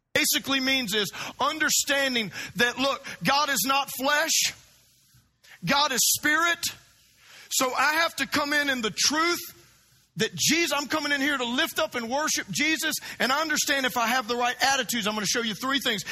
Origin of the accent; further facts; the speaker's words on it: South Louisiana, United States; now in Florida, United States; I grew up in South Louisiana